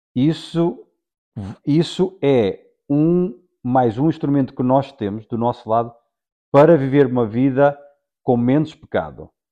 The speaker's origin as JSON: {"language": "Portuguese", "country": "Portugal", "said": "sou português"}